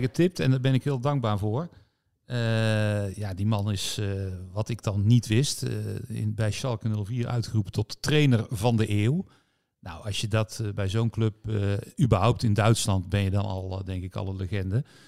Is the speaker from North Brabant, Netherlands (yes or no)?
yes; 's-Hertogenbosch, North Brabant, Netherlands; Toevallig ook een Bossenaar, mijn geboortestad